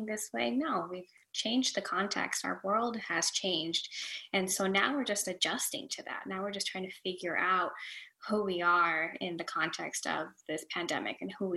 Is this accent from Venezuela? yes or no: yes; Venezuela; now in Florida, United States; I am in Florida, United States of America. I'm originally from Venezuela.